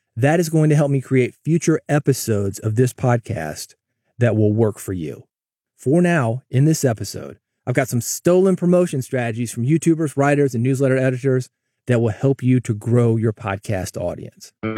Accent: Nashville, Tennessee, United States; moved away; I grew up in Nashville.

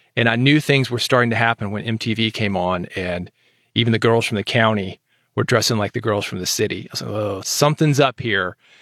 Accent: Nashville, Tennessee, United States; moved away as an adult; growing up in Nashville

